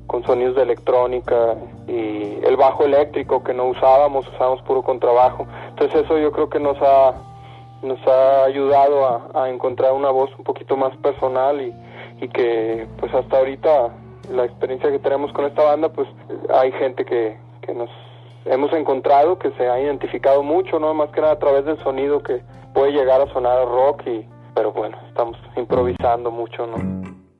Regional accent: Monterrey, Nuevo León, Mexico; moved away as an adult; now in Mexico City, Mexico; Todos somos de Monterrey, pues migramos para acá hace ya alrededor de un año

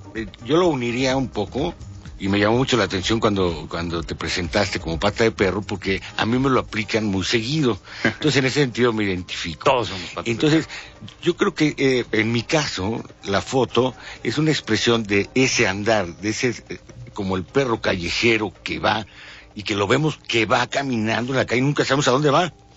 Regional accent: Mexico City, Mexico; como mexicano chilango

